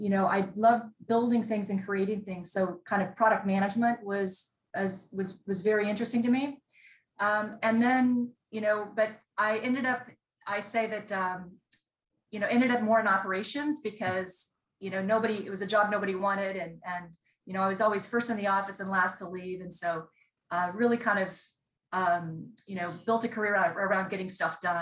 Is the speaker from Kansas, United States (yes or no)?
yes; Kansas, United States; I grew up in Kansas and on a farm in a rural area.